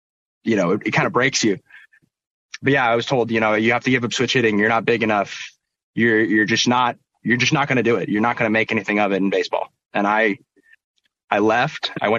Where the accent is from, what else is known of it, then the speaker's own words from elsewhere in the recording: Portland, Oregon, United States; born there; So I was born in Portland. We actually moved up to Seattle for a year.